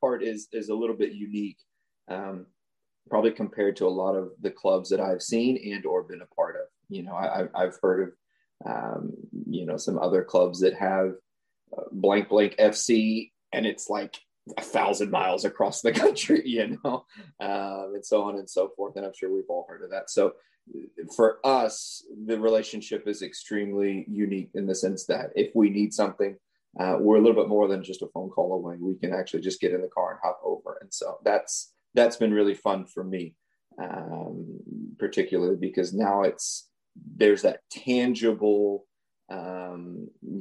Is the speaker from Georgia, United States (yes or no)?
no; Henderson, Texas, United States; moved away as an adult; also born or lived in Houston, Texas; I'm actually from East Texas, a very, very, very small town of Henderson.